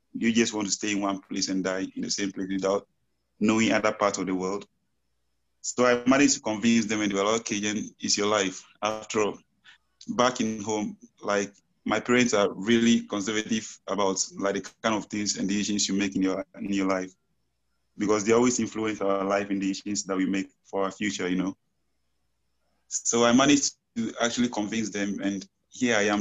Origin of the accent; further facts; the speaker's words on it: Ghana; moved away as an adult; now in Pasto, Colombia; I'm also from Ghana. I've been here for almost five years.